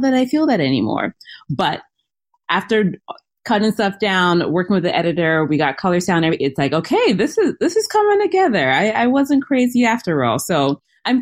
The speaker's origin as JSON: {"language": "English", "country": "Cameroon", "moved": "yes", "lives_now": "Minnesota, United States", "said": "I am originally from Cameroon, which is West Africa"}